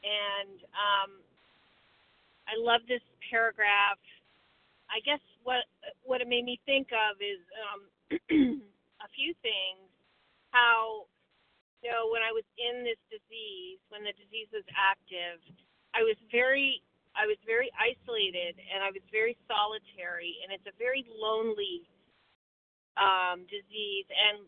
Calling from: Vermont, United States; from Vermont.

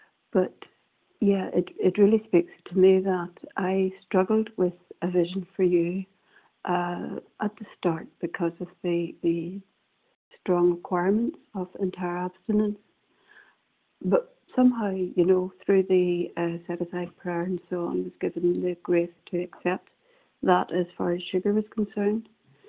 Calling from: Northern Ireland, United Kingdom; I'm calling from Northern Ireland

